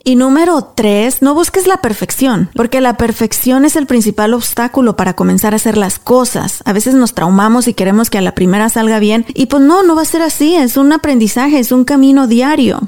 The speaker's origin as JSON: {"language": "Spanish", "town": "Apaseo el Alto", "region": "Guanajuato", "country": "Mexico", "tie": "born or raised there", "moved": "yes", "lives_now": "United States", "said": "éramos tan pobres, tan pobres allá en mi, en mi pueblo, en Apaso del Alto"}